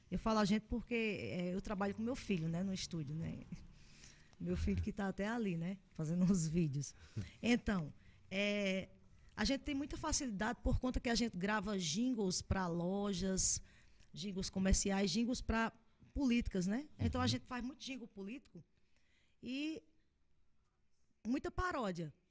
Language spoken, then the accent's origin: Portuguese; Arcoverde, Pernambuco, Brazil; now in Monteiro, Brazil; Eu sou da cidade de Arco Verde, eu sou natural de Arco Verde, porém moro em Monteiro já tem mais de 20 anos, né? Muito mais de 20 anos.